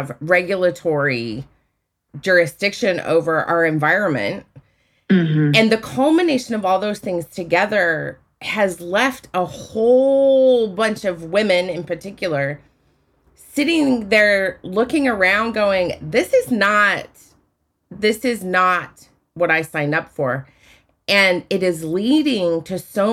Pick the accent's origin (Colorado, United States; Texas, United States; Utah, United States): Utah, United States; I grew up in Utah